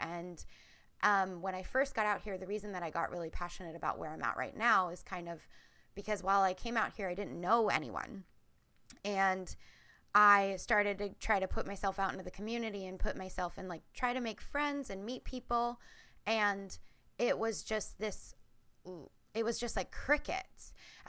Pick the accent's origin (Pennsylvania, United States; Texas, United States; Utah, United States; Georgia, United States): Pennsylvania, United States; Reading; moved away as an adult; now in Portland, United States; So I'm originally from Pennsylvania. I live in Portland, Oregon now. And so completely across the country.